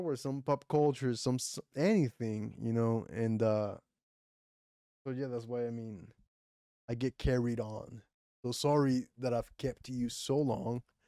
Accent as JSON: {"language": "English", "country": "Puerto Rico", "first_language": "Spanish", "second_language": "English", "said": "I'm from Puerto Rico"}